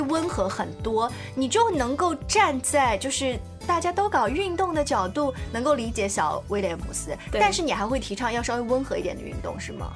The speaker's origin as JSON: {"language": "Chinese", "country": "China", "said": "我们中国人"}